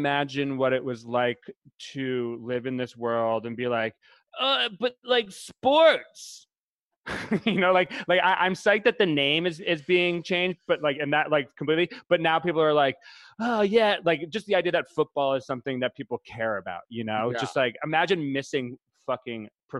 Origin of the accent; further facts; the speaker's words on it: New England, United States; I love controversy. I'm from New England. I know about sports like badminton.